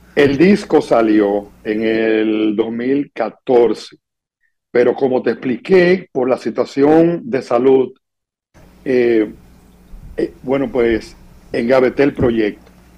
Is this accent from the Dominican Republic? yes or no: yes; Dominican Republic